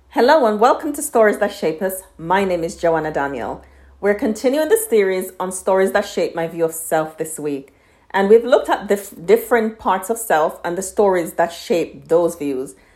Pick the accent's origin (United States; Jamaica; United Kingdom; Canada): Jamaica; I'm from Jamaica and our history is slavery